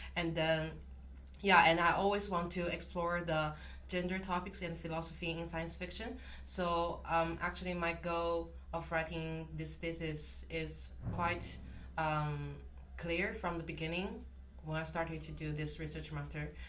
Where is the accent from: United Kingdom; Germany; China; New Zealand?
China; moved away; I'm from China